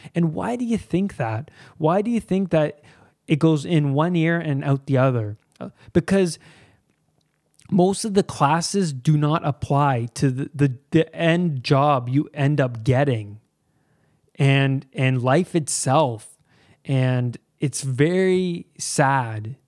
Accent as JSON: {"language": "English", "town": "Pickering", "region": "Ontario", "country": "Canada", "tie": "born or raised there", "said": "I grew up in Pickering, Ontario, and that is east of Toronto. I grew up here my whole life, pretty much"}